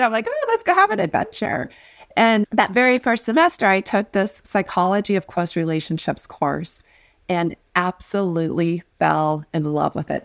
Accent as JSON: {"language": "English", "town": "North Platte", "region": "Nebraska", "country": "United States", "tie": "born or raised there", "said": "I grew up in North Platte, Nebraska in a double-wide"}